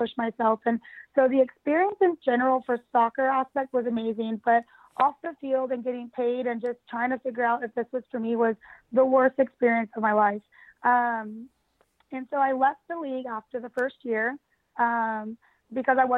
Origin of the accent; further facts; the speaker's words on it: United States; also born or lived in London; being an American